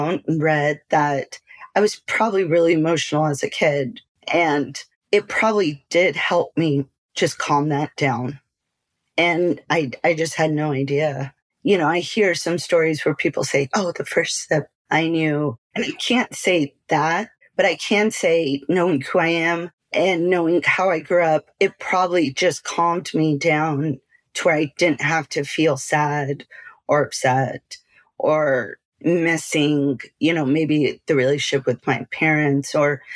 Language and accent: English; South Texas, United States; moved away as an adult; also born or lived in Austin / Salt Lake City, Utah / Lubbock / Arizona; So I grew up in Texas